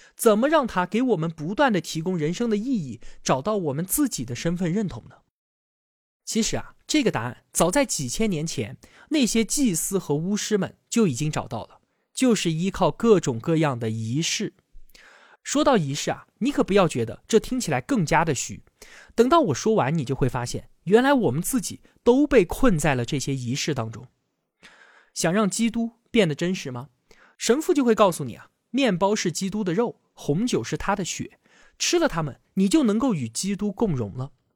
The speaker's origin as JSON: {"language": "Chinese", "country": "China", "said": "我们中国人"}